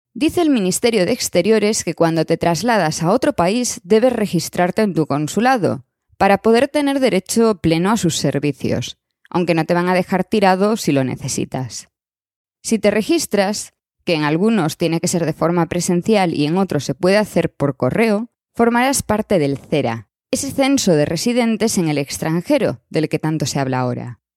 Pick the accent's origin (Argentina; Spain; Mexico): Spain; moved away as an adult; also born or lived in Madrid; now in Switzerland; me fui de España hasta hoy